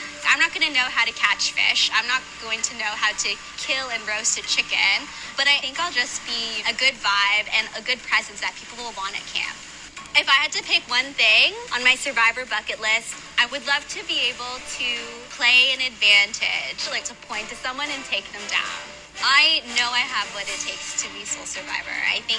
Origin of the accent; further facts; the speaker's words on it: Toronto, Ontario, Canada; I'm a communications manager, and I'm from Toronto.